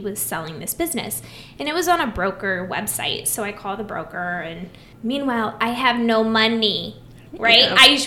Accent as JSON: {"language": "English", "region": "Iowa", "country": "United States", "said": "I'm from Iowa, farm girl"}